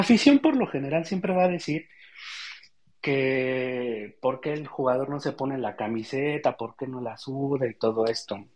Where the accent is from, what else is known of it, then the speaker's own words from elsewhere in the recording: Mexico City, Mexico; yo soy de aquí de la Ciudad de México